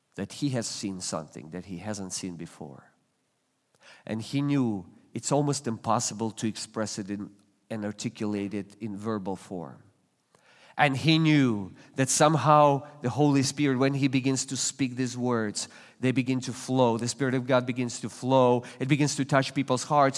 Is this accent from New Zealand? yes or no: no; Russia; now in United States; I was born and raised in Russia